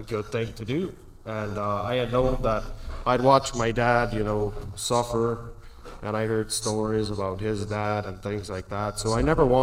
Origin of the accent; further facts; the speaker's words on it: Alberta, Canada; I was born in Jam, Alberta, all around there